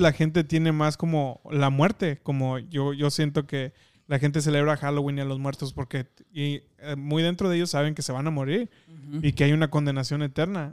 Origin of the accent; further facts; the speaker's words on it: Mexico; nosotros que crecimos en México